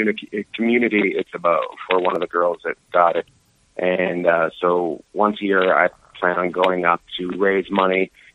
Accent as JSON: {"language": "English", "town": "Terrace", "region": "British Columbia", "country": "Canada", "tie": "born or raised there", "said": "my hometown called Terrace, British Columbia."}